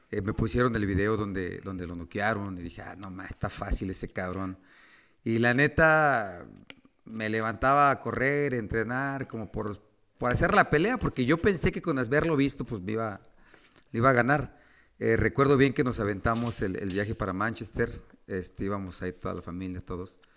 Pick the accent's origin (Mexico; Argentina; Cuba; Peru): Mexico; como buen mexicano